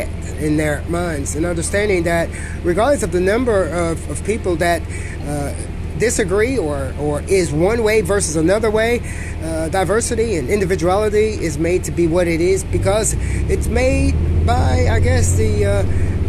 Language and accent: English; United States; I'm an American